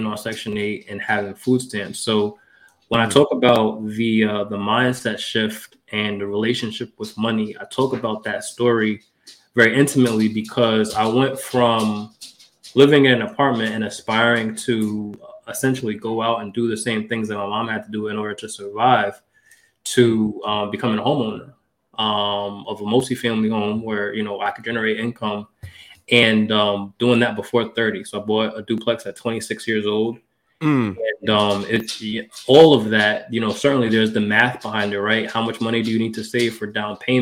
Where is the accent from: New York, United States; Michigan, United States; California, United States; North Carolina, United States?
New York, United States; Mount Vernon; I grew up in Mount Vernon, New York. That's in Westchester County, 4 square miles